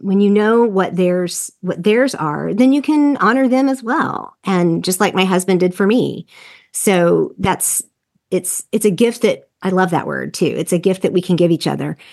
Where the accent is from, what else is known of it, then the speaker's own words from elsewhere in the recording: the South, United States; I'm from the South and from the evangelical culture